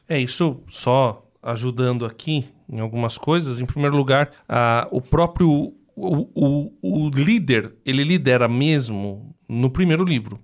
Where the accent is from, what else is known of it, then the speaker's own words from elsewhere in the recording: Brazil; a gente é brasileiro